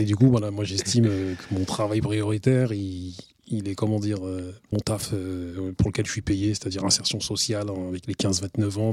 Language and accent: French; Grigny, Île-de-France, France; also born or lived in Villepinte; avec mes gars avec qui j'ai grandi à l'Ellipse, à Grigny